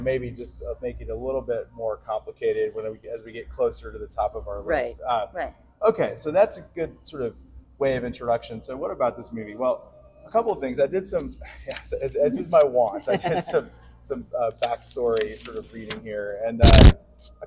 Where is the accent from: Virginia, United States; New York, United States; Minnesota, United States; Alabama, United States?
Alabama, United States; I'm from Alabama